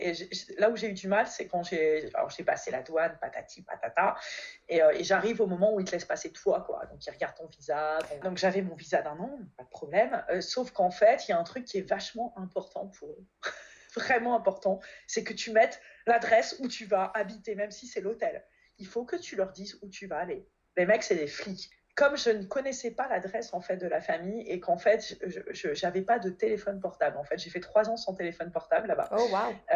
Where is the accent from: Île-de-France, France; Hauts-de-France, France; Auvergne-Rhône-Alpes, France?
Hauts-de-France, France; Valenciennes; moved away as an adult; also born or lived in Alsace / Kobe, Japan; now in Paris, France; je suis originaire du Nord à la base, de Valenciennes